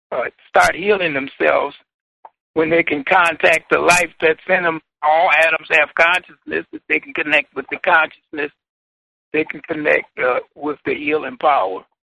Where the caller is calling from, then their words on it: Milwaukee, Wisconsin, United States; I'm calling from Milwaukee, Wisconsin.